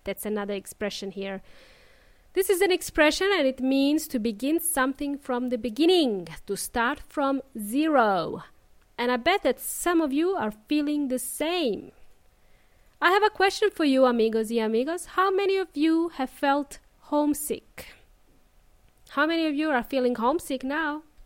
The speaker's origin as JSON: {"language": "English", "town": "Melbourne", "region": "Victoria", "country": "Australia", "tie": "born or raised there", "moved": "as an adult", "lives_now": "Adelaide, Australia", "said": "I spent the majority of my life in Melbourne, and now I moved to Adelaide."}